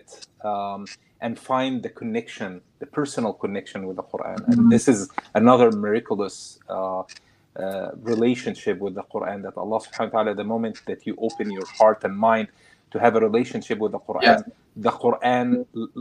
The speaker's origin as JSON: {"language": "English", "country": "Egypt", "tie": "born or raised there", "also_born_or_lived": "Kuwait", "moved": "yes", "said": "I grew up in Kuwait, and then we moved to Egypt"}